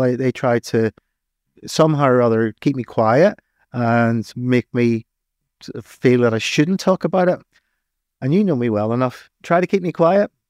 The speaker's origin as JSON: {"language": "English", "region": "Northern Ireland", "country": "United Kingdom", "tie": "born or raised there", "accent": "Irish", "moved": "as an adult", "lives_now": "England", "said": "I'm Irish. Hmm. I was living on the streets at the time of the Civil War"}